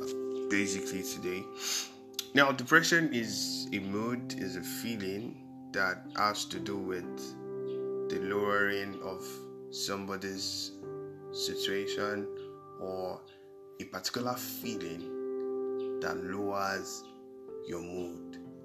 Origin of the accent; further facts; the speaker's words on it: Nigeria; Being a Nigerian alone could be depressing